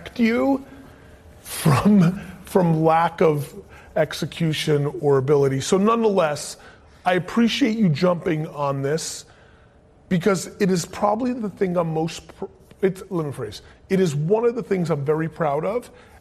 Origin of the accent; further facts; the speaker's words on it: United States; as an American citizen, I've traveled the world my whole life